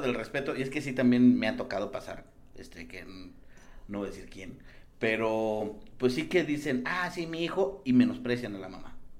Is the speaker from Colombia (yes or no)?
no; San Luis Potosí, Mexico; now in Mexico City, Mexico; Yo soy de San Luis.